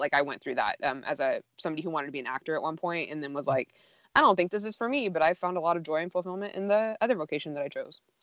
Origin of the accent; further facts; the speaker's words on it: Southern California, United States; growing up in Southern California